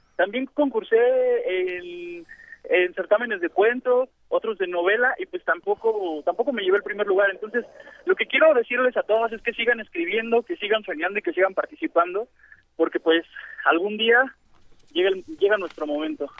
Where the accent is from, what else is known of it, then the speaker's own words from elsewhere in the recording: Mexico City, Mexico; soy de, de Iztapalapa